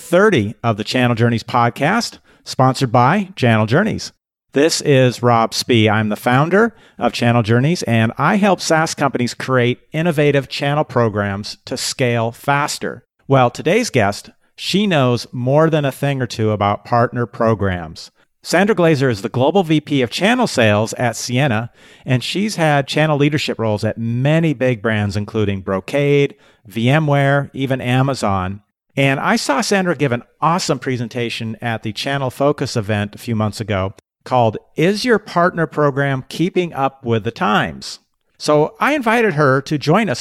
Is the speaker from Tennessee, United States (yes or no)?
no; Seattle, Washington, United States; moved away; I grew up in Seattle